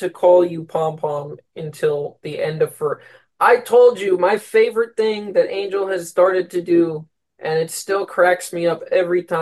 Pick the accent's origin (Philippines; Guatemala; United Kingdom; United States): Philippines; I was like, Oh my God, I am Filipino because apparently that's a Filipino.